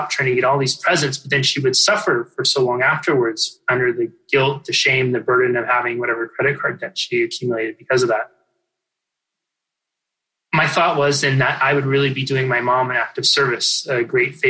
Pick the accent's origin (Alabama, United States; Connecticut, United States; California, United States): California, United States; Northern; I grew up in Northern California. It's the part of California that people think is Oregon